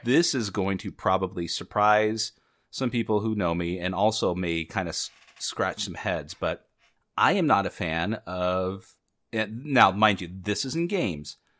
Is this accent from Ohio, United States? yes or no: no; Southern California, United States; I'm growing up in Southern California in the United States